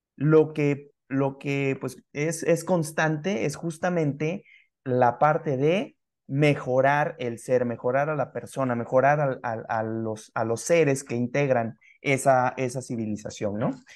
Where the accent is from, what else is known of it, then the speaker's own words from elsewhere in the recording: Mexico; los mexicanos que somos, originarios de acá